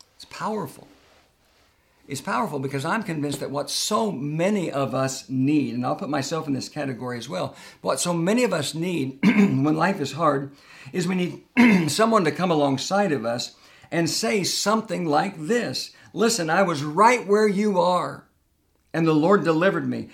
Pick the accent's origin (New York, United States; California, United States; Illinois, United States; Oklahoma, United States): Oklahoma, United States; Tulsa; moved away as an adult; I love the little church that I grew up in in Tulsa, Oklahoma